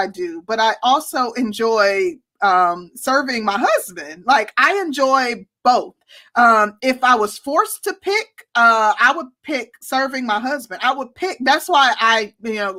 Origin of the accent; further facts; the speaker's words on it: Milwaukee, Wisconsin, United States; also born or lived in Mississippi; my family is from the SIP. I'm from Milwaukee